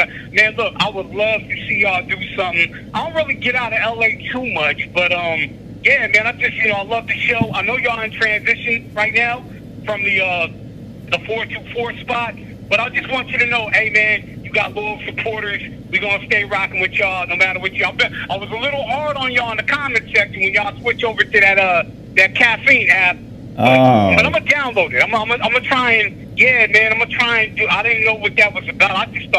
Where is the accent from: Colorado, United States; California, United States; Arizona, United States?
California, United States; Garfield; For a minute, but I'm from Garfield, and y'all know where that's at.